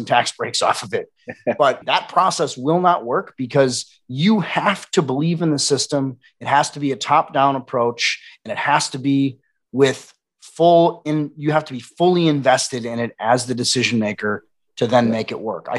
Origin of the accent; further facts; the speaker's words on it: Wisconsin, United States; now in Austin, United States; I'm also from the Midwest. I'm a Wisconsin boy.